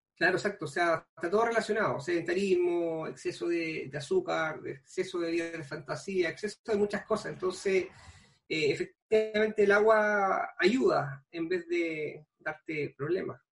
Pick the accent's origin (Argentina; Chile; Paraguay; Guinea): Chile; Pichilemu, O'Higgins; soy nacido y criado en Pichilemo, toda la vida acá